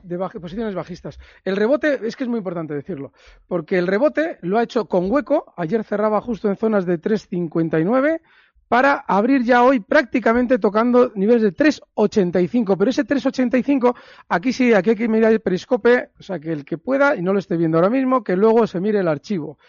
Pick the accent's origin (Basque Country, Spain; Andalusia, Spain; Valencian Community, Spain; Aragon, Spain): Basque Country, Spain; Bilbao; hayas estado por mi tierra